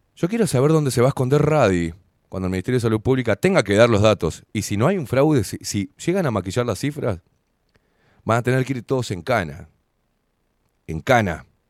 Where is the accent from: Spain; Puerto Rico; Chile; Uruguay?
Uruguay; todos los que vivimos en este fucking país